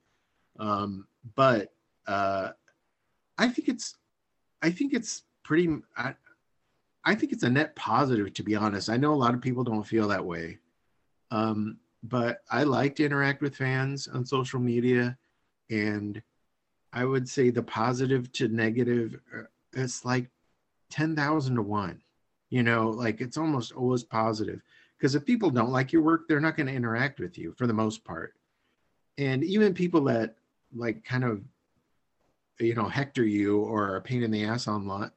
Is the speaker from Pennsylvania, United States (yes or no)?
no; Iowa, United States; I'm from Iowa